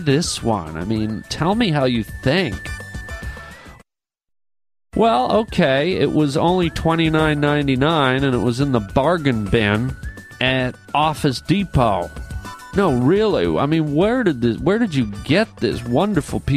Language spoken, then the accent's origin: English; Canada; I'm a Canadian boy